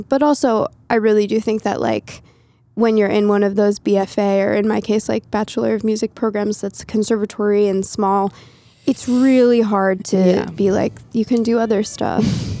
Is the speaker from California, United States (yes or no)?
no; southern Massachusetts, United States; I grew up in southern Massachusetts, like halfway between Boston and Providence.